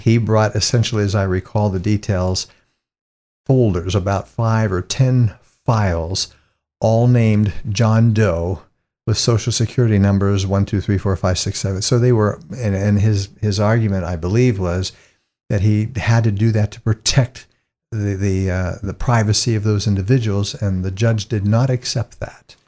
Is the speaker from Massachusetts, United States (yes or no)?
no; East Palestine, Ohio, United States; I come from a little town in northeastern Ohio and just south of Youngstown, a little place called East Palestine.